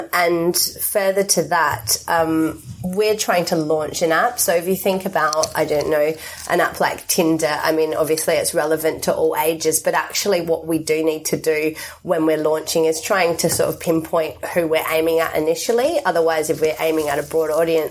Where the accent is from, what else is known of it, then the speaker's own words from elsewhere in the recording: Australia; now in United Kingdom; I'm Australian, but I live in the UK